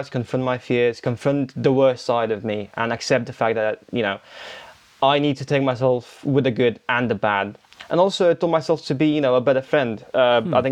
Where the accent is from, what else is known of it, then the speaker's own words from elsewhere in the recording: Romania; now in United Kingdom; So I'm from the UK, born and raised in Romania, but I live in the UK